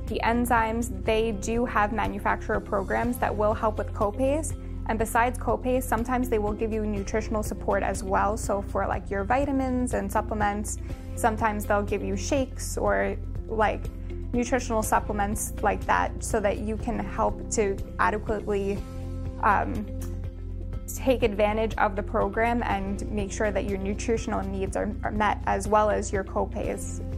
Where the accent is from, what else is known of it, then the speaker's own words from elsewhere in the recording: New York City, New York, United States; I'm from Staten Island